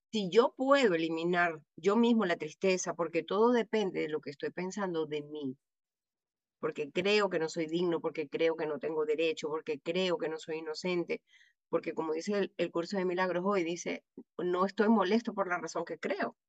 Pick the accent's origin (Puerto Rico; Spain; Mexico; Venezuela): Venezuela; como decimos en Venezuela